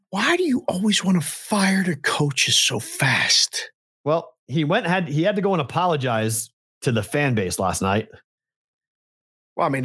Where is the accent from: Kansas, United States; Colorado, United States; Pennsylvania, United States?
Pennsylvania, United States; Pittsburgh; like growing up in Pittsburgh, you'd watch those games, but you weren't like die hard to watch the other two. It was the Steelers game you were going to set your day around.